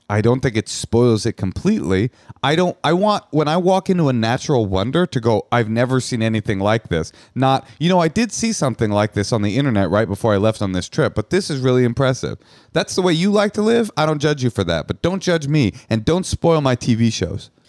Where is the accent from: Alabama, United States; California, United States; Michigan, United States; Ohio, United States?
California, United States; Oakland; I'm from Oakland.